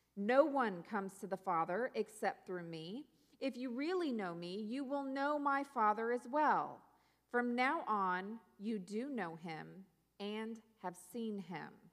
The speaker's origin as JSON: {"language": "English", "region": "Pacific Northwest", "country": "United States", "tie": "born or raised there", "also_born_or_lived": "South Louisiana / North Carolina", "moved": "yes", "said": "I grew up in the Pacific Northwest"}